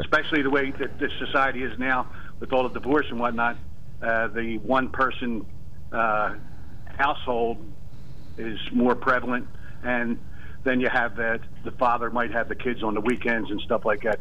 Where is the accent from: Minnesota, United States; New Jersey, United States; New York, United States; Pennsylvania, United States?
Pennsylvania, United States; right outside of Philadelphia; also born or lived in Delaware County, Pennsylvania; I was born and raised right outside of Philadelphia here